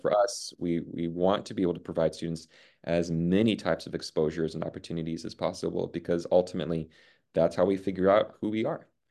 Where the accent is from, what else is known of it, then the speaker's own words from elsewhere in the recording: Puerto Rico; now in Cajon Valley, United States; I grew up in Puerto Rico